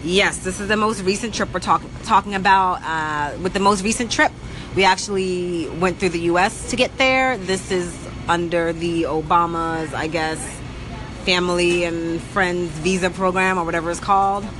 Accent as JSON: {"language": "English", "country": "United States", "said": "We're American"}